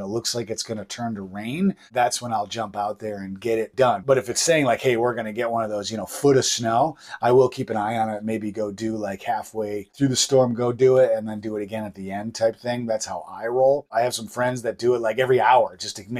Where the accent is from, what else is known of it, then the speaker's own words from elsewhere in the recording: Buffalo, New York, United States; now in southern Maine, United States; I'm originally from Buffalo, New York